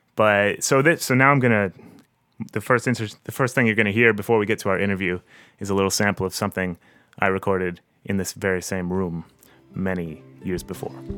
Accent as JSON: {"language": "English", "town": "Harrow", "region": "Ontario", "country": "Canada", "tie": "born or raised there", "moved": "yes", "lives_now": "Toronto, Canada", "said": "my hometown of Harrow. It's a little farm town of about um, 5,000 people or so, south of Windsor."}